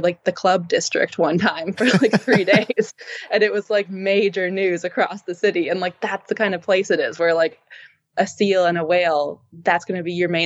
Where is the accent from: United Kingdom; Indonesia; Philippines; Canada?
Canada; Toronto, Ontario; moved away as an adult; also born or lived in Halifax; growing up in Toronto